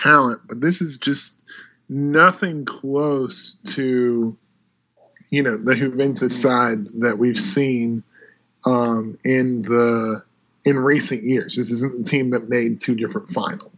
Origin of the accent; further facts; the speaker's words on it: United States; I'm a little biased as an American